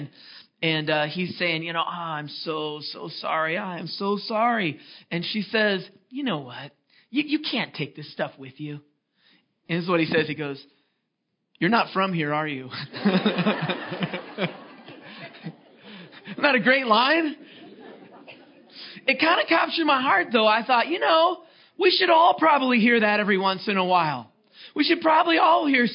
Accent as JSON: {"language": "English", "town": "Seattle", "region": "Washington", "country": "United States", "also_born_or_lived": "Los Angeles", "moved": "as an adult", "said": "my wife and I, we're from Seattle"}